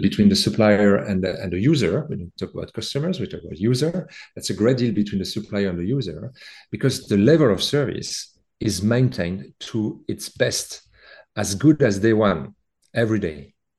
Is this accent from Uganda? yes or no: no; France; accent: French; As you can hear in my accent, I have a French background